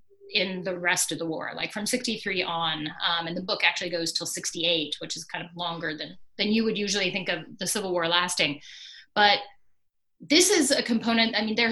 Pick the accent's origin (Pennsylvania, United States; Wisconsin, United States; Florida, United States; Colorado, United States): Colorado, United States; And growing up in Colorado, I had never heard about that.